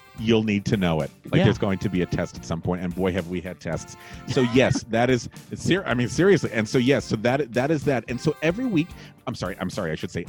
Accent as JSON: {"language": "English", "town": "Los Angeles", "region": "California", "country": "United States", "moved": "yes", "lives_now": "New York City, United States", "said": "Robbie and I are both New York based, but I come from Los Angeles originally"}